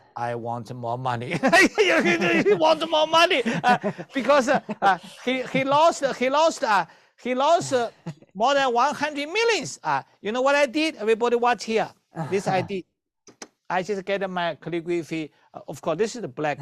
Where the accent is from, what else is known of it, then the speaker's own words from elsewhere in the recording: China; moved away; I, I come from China